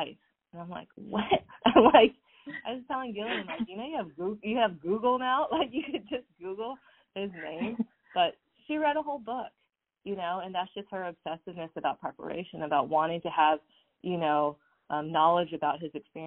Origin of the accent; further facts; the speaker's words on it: Southern California, United States; I grew up in Southern California